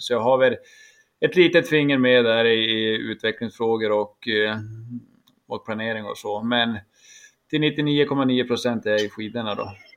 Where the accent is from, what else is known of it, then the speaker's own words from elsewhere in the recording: Jämtland, Sweden; now in Piteå, Sweden; jag är faktiskt nere i min hembygd Jämtland